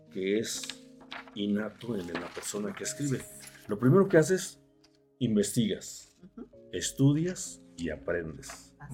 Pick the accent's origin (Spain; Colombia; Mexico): Mexico; Sin embargo, para nosotros los mexicanos no es nuestra acta de independencia.